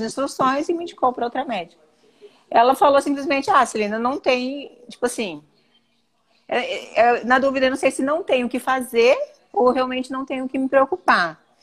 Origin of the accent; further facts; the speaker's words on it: northern Mato Grosso, Brazil; eu sou do norte do Mato Grosso